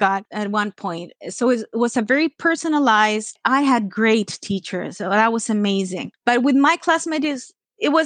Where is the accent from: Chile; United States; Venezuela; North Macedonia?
Chile; moved away as an adult; also born or lived in Toronto, Canada; now in Canada; I'm Canadian born, Chilean raised